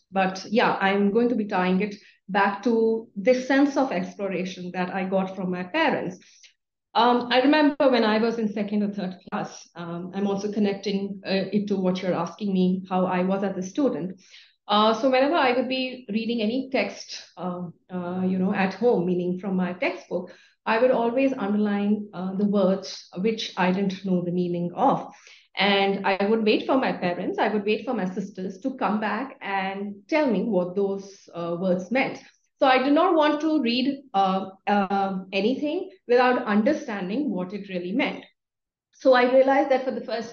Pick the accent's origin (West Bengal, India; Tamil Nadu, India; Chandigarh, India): Chandigarh, India; moved away as an adult; now in Bengaluru, India; I was born and brought up in Chandigarh, and I studied at Carmel Convent School